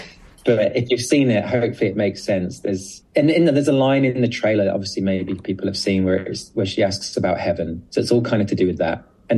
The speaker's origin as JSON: {"language": "English", "country": "United Kingdom", "said": "because I'm very British about it, and I think everyone hates everything"}